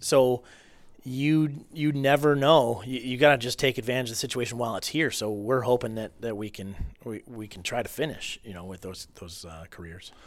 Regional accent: Marysville, United States; growing up in Marysville

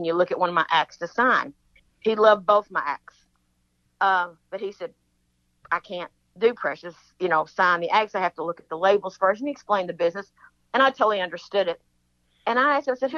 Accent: Kentucky, United States; I'm from Kentucky

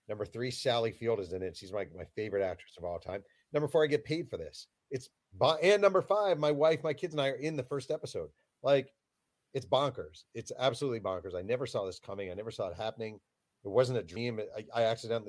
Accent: New York, United States; growing up in New York

